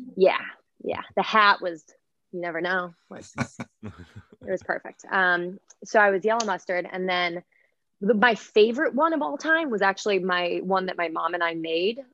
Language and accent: English; Midwest, United States; now in East Coast, United States; I grew up in the Midwest in a town like I would say pretty pretty similar to to like a Haddonfield type